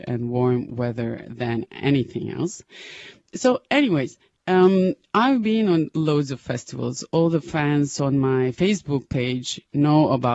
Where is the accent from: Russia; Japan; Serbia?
Serbia; Novi Sad, Vojvodina; moved away; Novi Sad, my hometown.